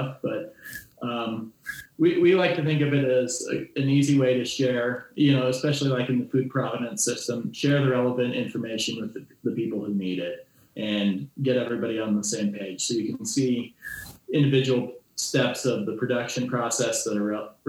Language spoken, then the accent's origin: English; Goshen County, Wyoming, United States; I'm a Wyoming kid myself. I grew up in Goshen County